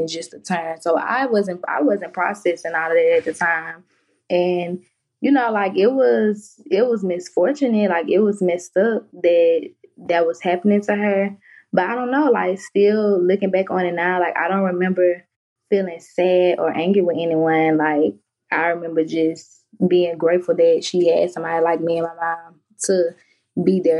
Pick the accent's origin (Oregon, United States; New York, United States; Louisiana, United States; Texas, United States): Louisiana, United States; Baton Rouge; I'm from Baton Rouge, Louisiana, born and raised